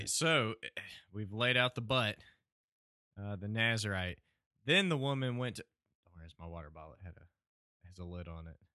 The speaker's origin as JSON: {"language": "English", "region": "Southwest Virginia", "country": "United States", "said": "We are from Southwest Virginia"}